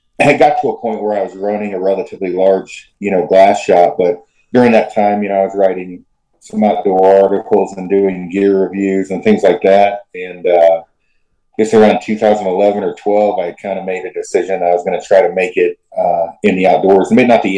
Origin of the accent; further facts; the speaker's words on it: Oregon, United States; I'm from Oregon originally, like my hometown's 200 people. So pretty small in the middle of the Cascades.